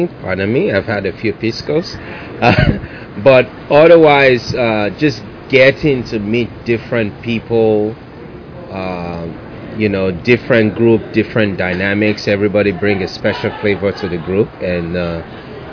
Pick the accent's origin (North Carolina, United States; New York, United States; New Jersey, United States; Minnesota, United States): New Jersey, United States; I am from New Jersey